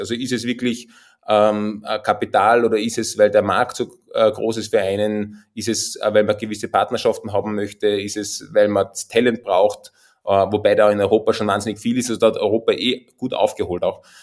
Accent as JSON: {"language": "German", "country": "Austria", "accent": "Austrian dialect", "said": "man hört es auch an meinem Dialekt. Ich komme tatsächlich aus den Bergen, äh, aus dem schönen Österreich"}